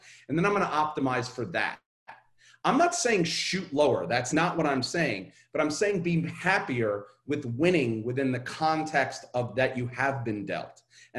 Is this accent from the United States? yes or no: yes; Brooklyn, New York, United States; I'm growing up in Coney Island in Brooklyn, and my lower middle class, high, like higher class, like poor.